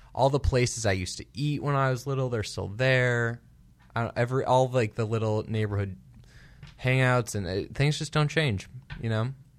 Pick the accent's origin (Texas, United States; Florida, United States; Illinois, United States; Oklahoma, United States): Illinois, United States; Chicago; now in Los Angeles, United States; we're both from Chicago